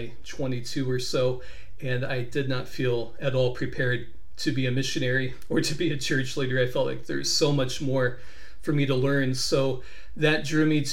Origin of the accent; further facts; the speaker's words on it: Kansas City, United States; I was born and raised in Kansas City